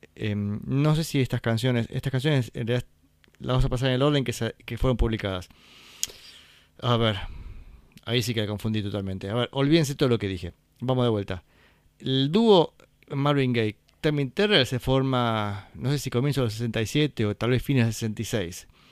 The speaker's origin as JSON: {"language": "Spanish", "town": "Valle Hermoso", "region": "Córdoba", "country": "Argentina", "said": "acá en Valle Hermoso, en mi pueblo"}